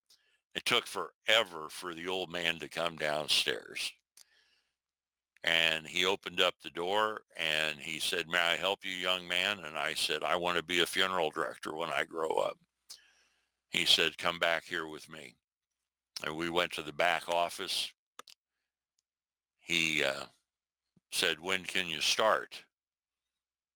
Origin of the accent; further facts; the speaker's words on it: Iowa, United States; I was some kid from Iowa